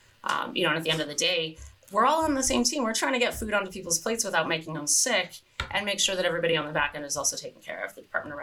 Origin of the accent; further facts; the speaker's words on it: California, United States; now in Hood Canal, United States; I grew up in California, and California beaches are public beaches